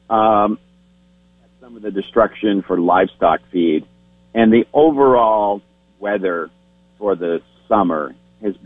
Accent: Cabot, Vermont, United States; My hometown of Cabot, the village

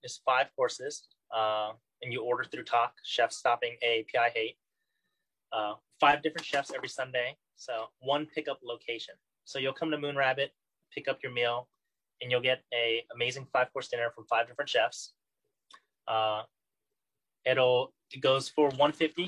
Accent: California, United States; first language Vietnamese; growing up in California

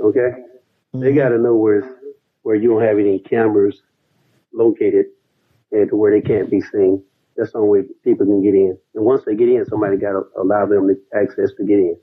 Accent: Dallas, Texas, United States; also born or lived in Southfield, Michigan; now in Atlanta, United States; I'm from Dallas, Texas

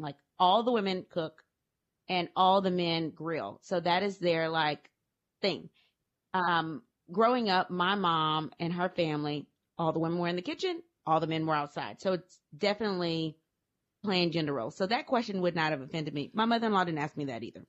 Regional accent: Louisiana, United States; I'm from Louisiana

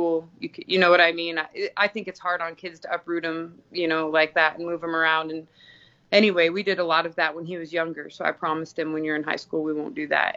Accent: Alaska, United States; moved away as an adult; also born or lived in Arizona / Anchorage; now in Houston, United States; Yeah, I grew up in Alaska. I lived there for like 30 years.

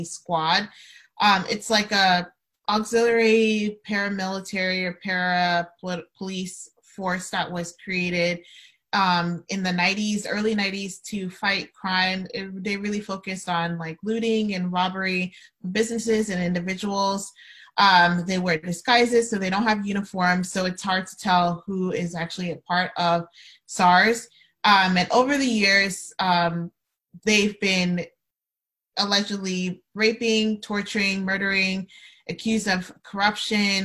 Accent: Nigeria; moved away; my home country of Nigeria

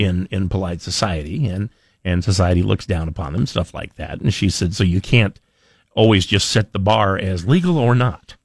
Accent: Idaho, United States; I grew up in Idaho

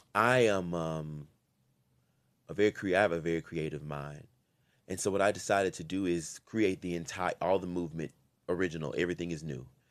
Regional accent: Louisiana, United States; I'm from Louisiana

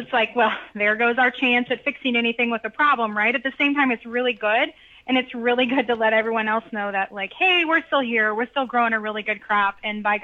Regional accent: Illinois, United States; moved away; I'm from Illinois originally

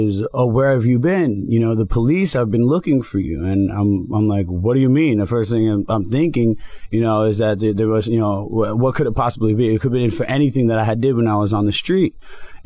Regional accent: Broward, Florida, United States; moved away as an adult; now in Miami, United States; Miami is a big transition for me. I'm from Broward

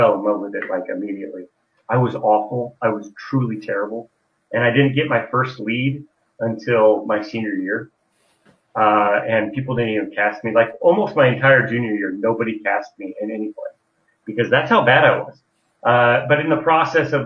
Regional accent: Carroll County, Iowa, United States; I grew up in Carroll County, Iowa, which is in West Central Iowa.

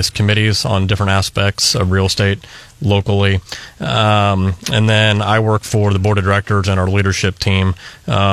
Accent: St. Louis, Missouri, United States; also born or lived in Atlanta / Fulton, Missouri; now in Columbia, United States; I grew up in St. Louis in Atlanta, and then I wound up going to Westminster College in Fulton, and I moved to Columbia in 96

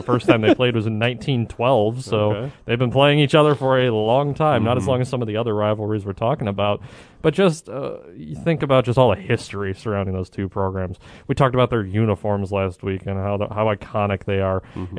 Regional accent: Indiana, United States; Well, I was born and raised in Indiana, Northwest Indiana, but still Indiana

